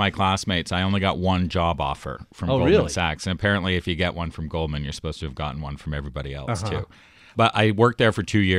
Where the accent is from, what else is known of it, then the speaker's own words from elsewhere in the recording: Toronto, Ontario, Canada; moved away as an adult; also born or lived in United States; I was from Toronto, and I did not have a sense of Wall Street at the time.